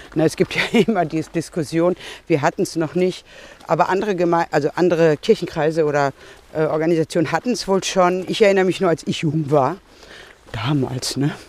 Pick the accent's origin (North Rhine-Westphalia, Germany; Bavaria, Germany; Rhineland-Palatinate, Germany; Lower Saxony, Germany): North Rhine-Westphalia, Germany; Marl; moved away as an adult; now in Bochum, Germany; ich komme hier aus Sinsen